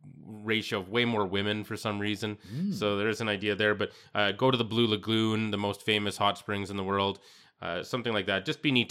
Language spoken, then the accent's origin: English; Saskatchewan, Canada; I'm from Saskatchewan